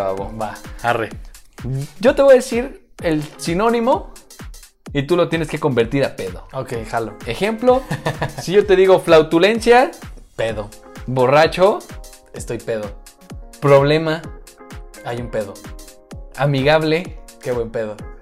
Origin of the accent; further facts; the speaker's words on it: central Mexico, Mexico; accent: altiplano; le llaman altiplano, donde estamos prácticamente en el centro. Nosotros nos caracterizamos por hablar a cachole